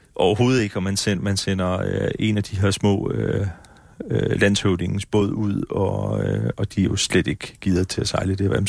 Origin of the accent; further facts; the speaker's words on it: Faaborg, Southern Denmark, Denmark; jeg kommer fra Forborg